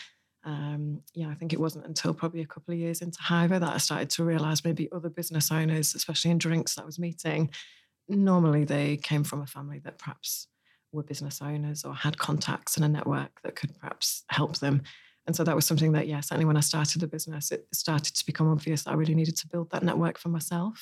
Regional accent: Hull, Yorkshire and the Humber, United Kingdom; So I'm from Hull in northeast England, so in East Yorkshire.

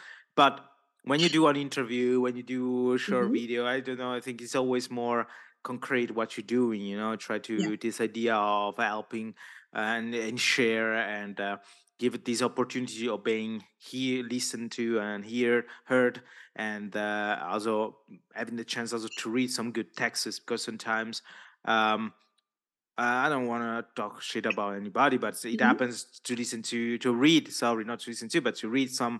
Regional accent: Italy; first language Italian; English is a second language; And I know my mother tongue is Italian.

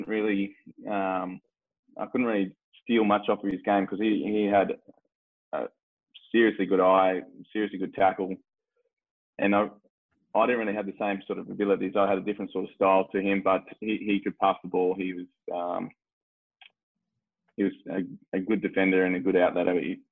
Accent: Darwin, Northern Territory, Australia; moved away as an adult; now in Perth, Australia; Darwin, born and bred

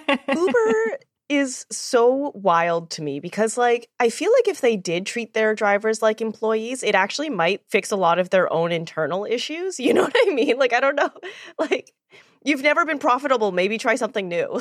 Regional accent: Edmonton, Alberta, Canada; I grew up in Edmonton

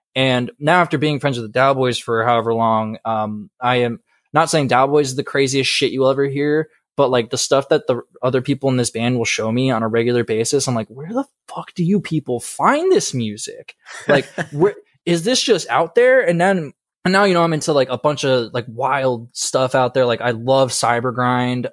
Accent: Marco Island, Florida, United States; moved away; also born or lived in Georgia; I'm originally from Southwest Florida, uh, about, like, two hours south of Fort My-, or no, an hour south of Fort Myers, uh, in a little town called Marco Island

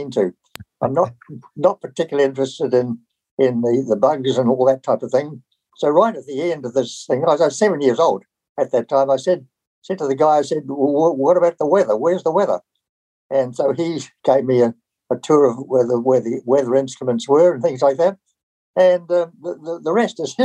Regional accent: Nelson, New Zealand; also born or lived in Takaka, Golden Bay, New Zealand; I was born in Nelson in 1932

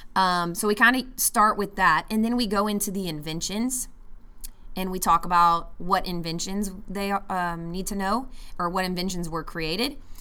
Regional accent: United States; as an American

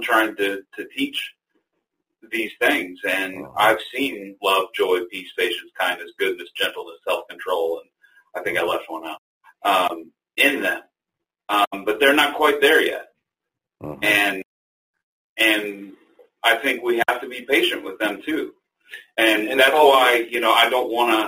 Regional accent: United States; as American Christians

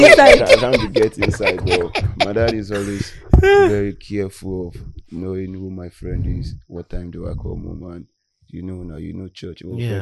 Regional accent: Ikorodu, Lagos, Nigeria; That's where I grew up down in Ikorodu

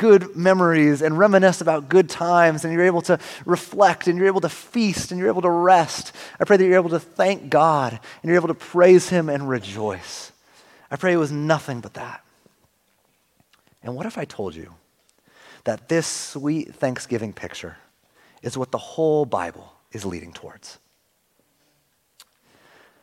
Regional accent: Northern California, United States; moved away as an adult; also born or lived in Arizona / Seattle area; now in Oregon, United States; I grew up in Northern California, my family originally from Seattle area

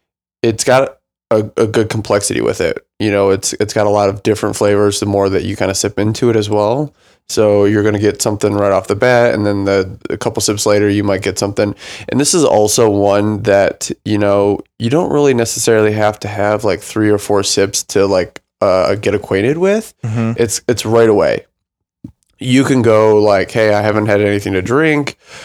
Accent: Flint, Michigan, United States; Takes me back to my hometown of Flint.

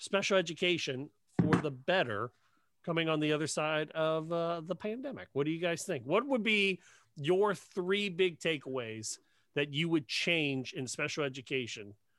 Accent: Ohio, United States; also born or lived in Cincinnati; Michelle and I grew up in Ohio

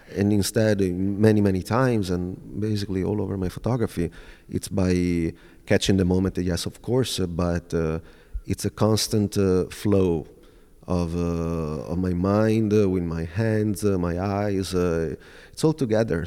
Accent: Veneto, Italy; moved away as an adult; also born or lived in Milan, Italy / New York City, United States; I'll just look, uh, nearby my hometown.

